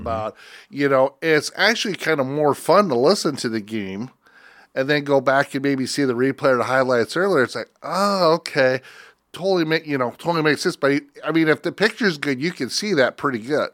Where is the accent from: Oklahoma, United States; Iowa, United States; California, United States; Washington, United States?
Iowa, United States; Northwest; I grew up in Northwest Iowa